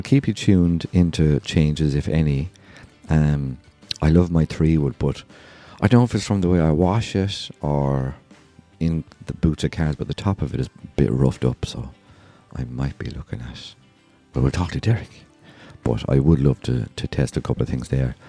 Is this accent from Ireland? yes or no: yes; Ireland; I'm Irish